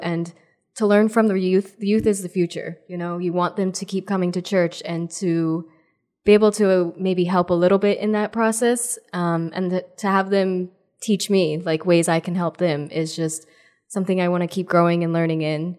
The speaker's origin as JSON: {"language": "English", "region": "New Jersey", "country": "United States", "said": "I'm from New Jersey"}